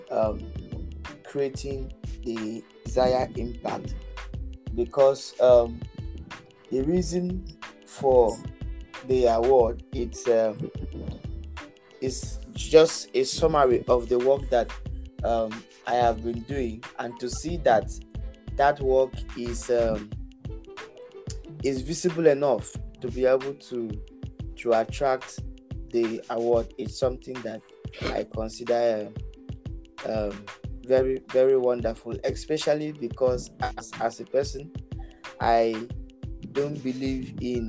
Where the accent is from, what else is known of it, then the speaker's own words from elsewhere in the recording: Nigeria; I am a Nigerian